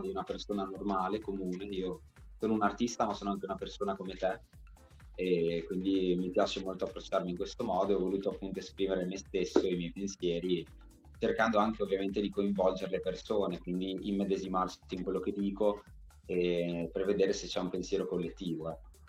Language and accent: Italian; Bologna, Emilia-Romagna, Italy; io sono un Regaz di Bolo perché sono nato e cresciuto a Bologna